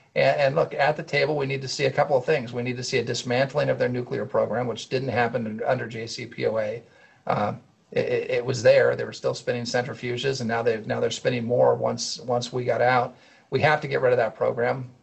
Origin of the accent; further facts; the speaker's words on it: California, United States; I come from California